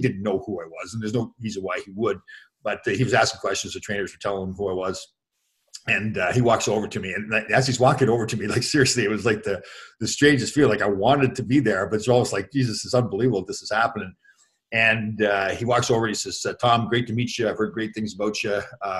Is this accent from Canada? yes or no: yes; Toronto, Ontario, Canada; Next game was in Toronto the next night, and that was my hometown. So my parents were in the building and everything.